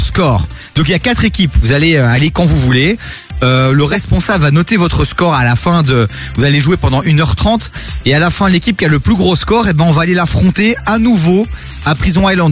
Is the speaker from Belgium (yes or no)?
yes; Dilbeek, Flanders, Belgium; moi de Dilbeek.